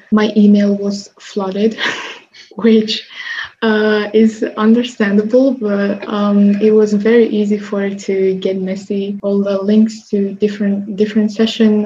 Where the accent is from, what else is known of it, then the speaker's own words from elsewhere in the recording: Slovakia; I come from Slovakia